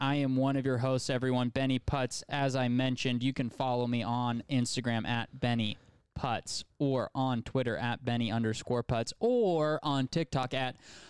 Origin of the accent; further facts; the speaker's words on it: United States; We're American.